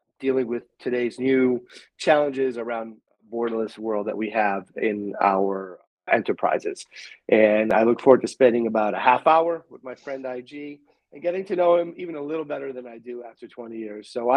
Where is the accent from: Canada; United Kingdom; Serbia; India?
Canada; now in United States; I'm from a little closer, but I'm from Canada